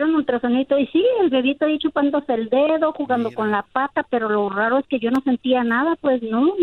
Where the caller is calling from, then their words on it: Los Angeles, California, United States; Te llamo, te llamo de aquí, de Boyle Heights.